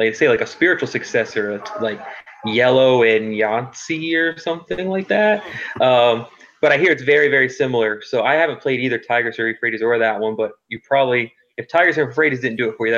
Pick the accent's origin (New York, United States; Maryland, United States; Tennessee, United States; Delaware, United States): Maryland, United States; Baltimore; moved away as an adult; now in Phoenix, United States; I'm originally from Baltimore